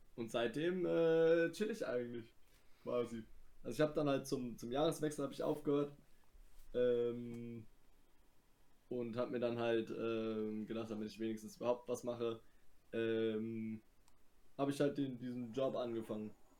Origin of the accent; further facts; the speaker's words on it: Germany; ich bin Deutscher